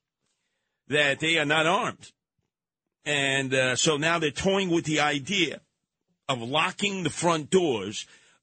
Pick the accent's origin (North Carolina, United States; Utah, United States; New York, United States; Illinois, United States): New York, United States; growing up in New York City